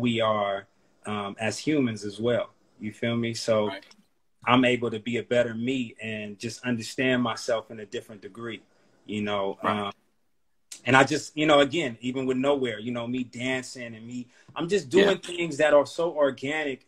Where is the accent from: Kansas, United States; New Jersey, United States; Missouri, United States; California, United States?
California, United States; Oakland; being from East Oakland, or Oakland period, the Bay period